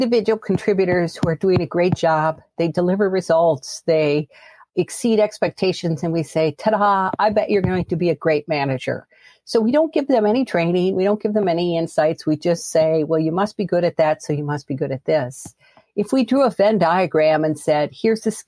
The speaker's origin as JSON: {"language": "English", "country": "United States", "tie": "born or raised there", "said": "I am American, and I have grown up and lived here most of my life, although not all of it"}